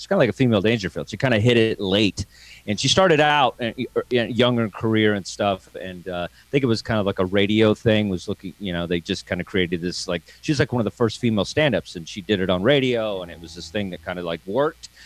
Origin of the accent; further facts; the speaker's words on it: Texas, United States; I'm from Texas